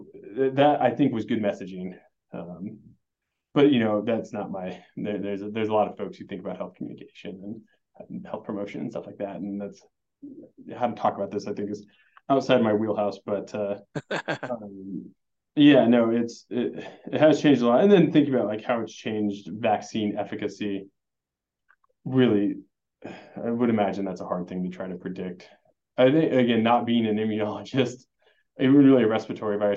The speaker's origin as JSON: {"language": "English", "town": "Springfield", "region": "Nebraska", "country": "United States", "moved": "yes", "said": "So I'm actually from Nebraska. I'm a Nebraskan, from Springfield, so not far down the road. My family's still here."}